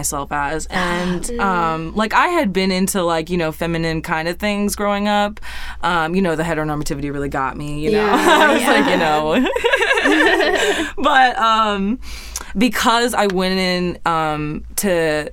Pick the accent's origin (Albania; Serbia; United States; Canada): United States; Minnesota; I grew up in Minnesota